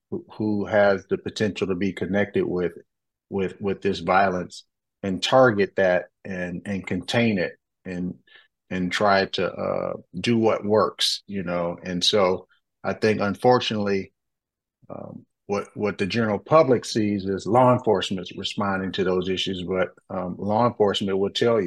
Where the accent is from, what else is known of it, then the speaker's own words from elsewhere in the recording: Detroit, Michigan, United States; I came from Detroit, Michigan in 1991. I grew up in that city